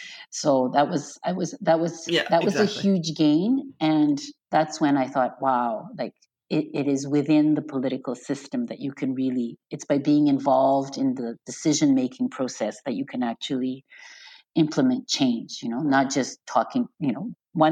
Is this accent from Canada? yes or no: yes; Beaconsfield, Quebec, Canada; So I'm from Beaconsfield, and in Beaconsfield in spring, it would smell of you know, chemicals instead of flowers, because everyone was spraying their lawn so to kill all the dandelions.